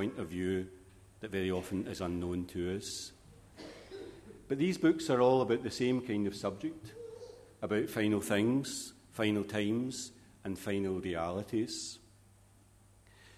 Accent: Glasgow, Scotland, United Kingdom; As a young boy growing up in Glasgow

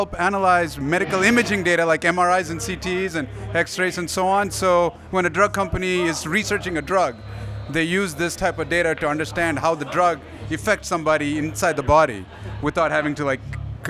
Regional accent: Chennai, Tamil Nadu, India; now in United States; I was born in India, but I've lived here almost 35 years.

